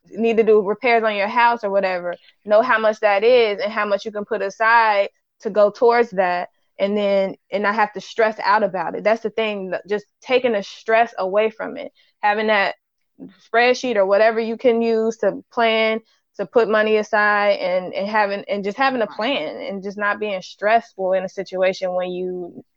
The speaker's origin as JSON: {"language": "English", "region": "Ohio", "country": "United States", "said": "I'm from Ohio, so we call it Dixie cup"}